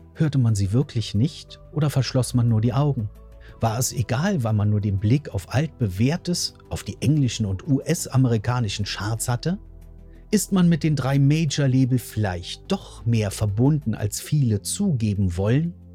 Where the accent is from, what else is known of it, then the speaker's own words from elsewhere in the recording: Germany; bei uns in Deutschland